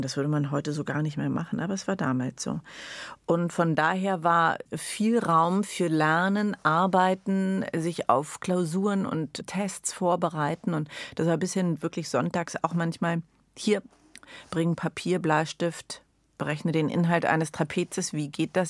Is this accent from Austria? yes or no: no; Berlin, Germany; also born or lived in Addis Ababa, Ethiopia; ich bin total verwurzelt, ich bin absolute Berlinerin